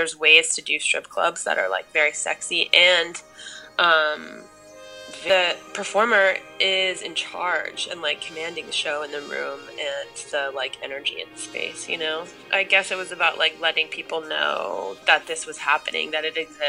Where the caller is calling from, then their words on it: Los Angeles, California, United States; I'm calling, no sorry, I'm calling from Los Angeles.